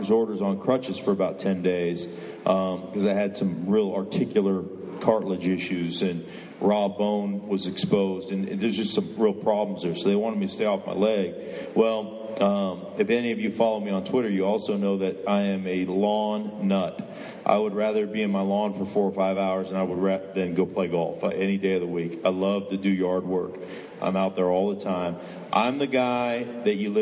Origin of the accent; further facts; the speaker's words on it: Alaska, United States; moved away; I grew up in Alaska